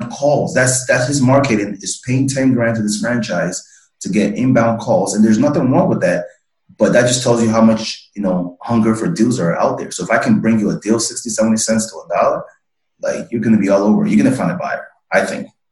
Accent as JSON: {"language": "English", "country": "Nigeria", "tie": "born or raised there", "moved": "yes", "said": "I'm originally from West Africa, man. So I'm from Nigeria, born and raised"}